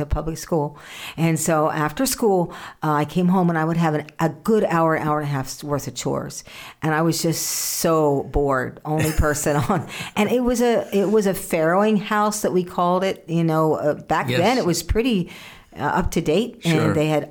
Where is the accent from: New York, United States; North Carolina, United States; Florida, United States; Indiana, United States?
Indiana, United States; I grew up in Indiana